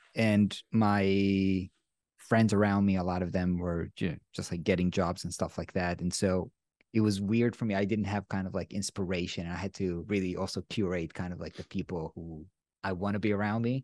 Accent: Israel; I'm from Israel

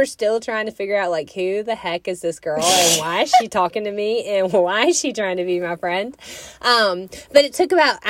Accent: a town in Alabama, United States; moved away as an adult; now in Pensacola, United States; I moved in to Florida from a town in Alabama, in case you couldn't tell by my accent. Born and raised in the South, and I moved to Pensacola, Florida for my job.

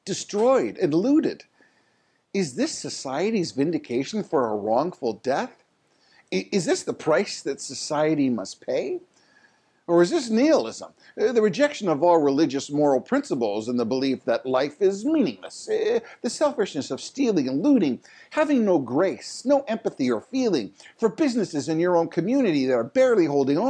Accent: Canada; your Canadian neighbor

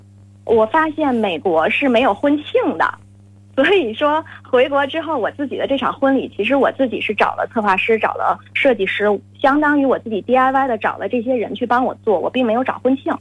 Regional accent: Tianjin, China; 呃，我们是在国内。在天天津，也就是我的老家，嗯嗯，办了一场大概一百人的一个，在一个美术馆里面，

